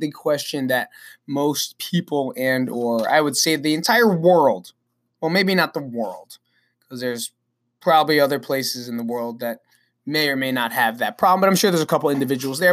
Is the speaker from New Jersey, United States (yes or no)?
yes; Belleville, New Jersey, United States; also born or lived in Nutley, New Jersey; I'm actually from Belleville, New Jersey, which is right down the block